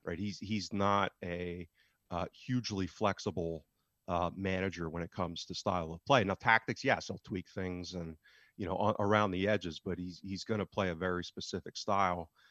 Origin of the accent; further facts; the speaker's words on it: United States; as an American living thousands of miles away